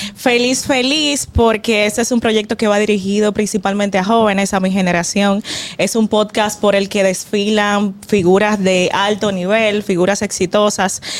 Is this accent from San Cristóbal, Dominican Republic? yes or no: yes; Villa Altagracia, San Cristóbal, Dominican Republic; moved away; Yo vengo de Villa Altagracia, de, o sea, Villa, de la tierra del negrito